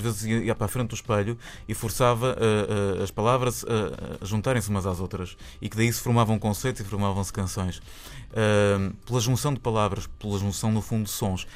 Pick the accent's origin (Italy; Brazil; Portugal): Portugal; Porto, Norte; porque também somos do Porto